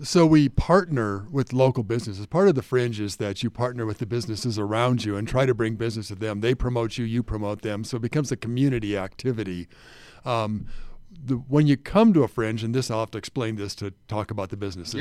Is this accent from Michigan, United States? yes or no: no; Hawaii, United States; moved away as an adult; also born or lived in North Carolina; now in Salt Lake City, United States; Nina and I are from Hawaii originally. That's our home.